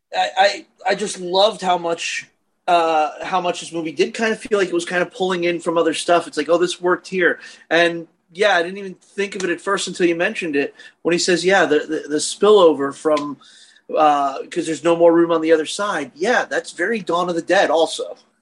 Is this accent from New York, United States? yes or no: yes; New York City, New York, United States; in my neighborhood where I grew up in Brooklyn